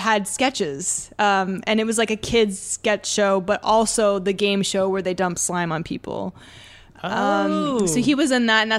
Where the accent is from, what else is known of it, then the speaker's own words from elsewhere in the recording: Oshawa, Ontario, Canada; my hometown, Oshawa, which is about an hour away from Toronto. It's a city.